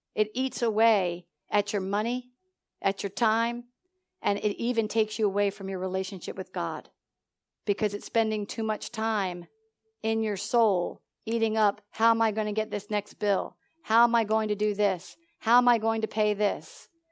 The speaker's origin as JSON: {"language": "English", "town": "Philadelphia", "region": "Pennsylvania", "country": "United States", "moved": "as an adult", "lives_now": "Georgia, United States", "said": "I come from Philadelphia"}